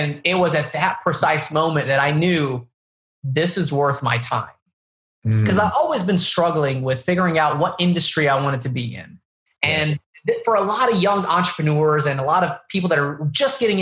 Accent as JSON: {"language": "English", "region": "the Bible Belt", "country": "United States", "tie": "born or raised there", "said": "Palestinian family growing up in the Bible Belt, where there's basically a huge Mexican population, no Arabs anywhere."}